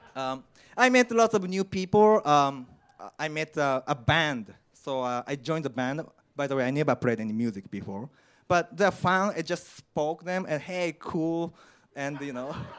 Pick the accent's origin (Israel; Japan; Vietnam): Japan; English is a second language; moved away as an adult; also born or lived in Indiana, United States / Chicago, United States; now in London, United Kingdom; I'm from Japan, I'm Asian